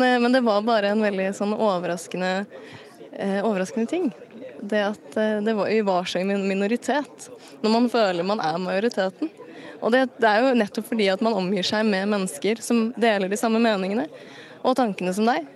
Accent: Asker, Akershus, Norway; jeg kommer jo fra Asker

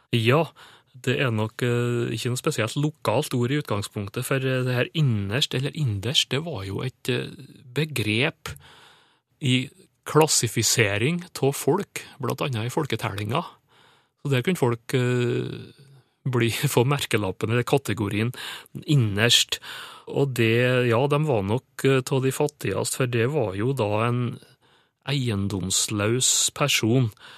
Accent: Sunndalen, Nordmøre, Møre og Romsdal, Norway; Og Søndalen inns på Nordmøre, der jeg kommer ifra.

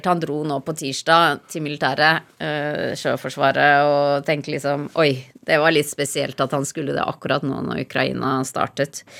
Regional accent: Oslo, Norway; Da jeg kom fra Oslo til ødemarken i Finnmark og lette etter skatter og sånn.

